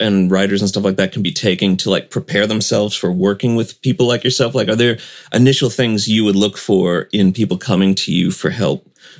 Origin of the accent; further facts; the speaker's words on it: St. Louis, Missouri, United States; also born or lived in Arkansas; My dad, when we moved to Arkansas from St. Louis, it was very much that way.